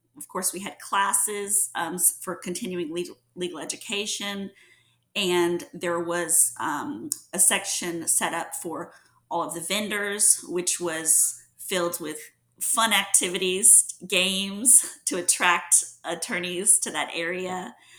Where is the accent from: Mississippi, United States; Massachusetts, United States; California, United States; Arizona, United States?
Mississippi, United States; Mississippi Gulf Coast, United States; moved away as an adult; also born or lived in New Orleans, Louisiana; now in Houston, United States; I'm originally from the Mississippi Gulf Coast